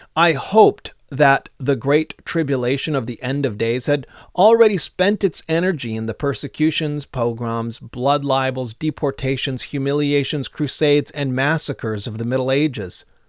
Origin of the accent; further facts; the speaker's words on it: United States; as an American